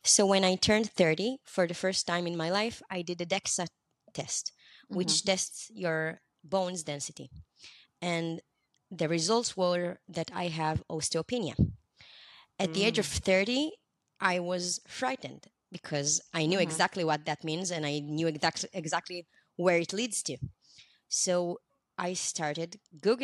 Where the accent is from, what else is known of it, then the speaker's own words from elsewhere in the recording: Israel; I'm from Israel.